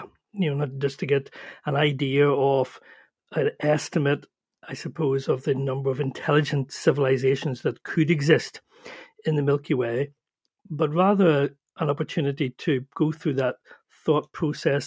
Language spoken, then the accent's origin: English; Northern Ireland, United Kingdom; as you can probably hear, I'm from Ireland, from Northern Ireland